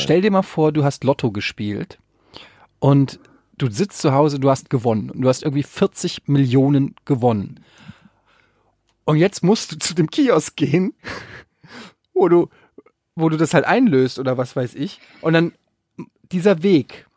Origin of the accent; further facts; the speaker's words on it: Frankfurt, Hesse, Germany; Bei uns in Frankfurt